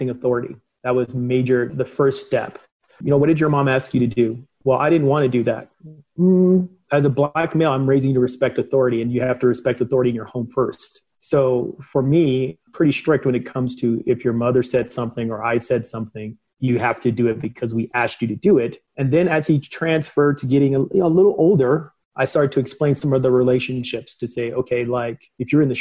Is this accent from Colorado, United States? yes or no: yes; Denver, Colorado, United States; also born or lived in St. Louis, Missouri; My mom moved to Denver, Colorado when I was about 7 years old. I grew up in the Montbello neighborhood, Green Valley Ranch neighborhood in Denver, Colorado